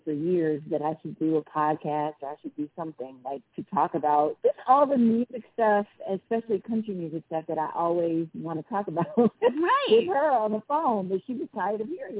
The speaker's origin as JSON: {"language": "English", "town": "St. Louis", "region": "Missouri", "country": "United States", "tie": "born or raised there", "said": "I'm from St. Louis"}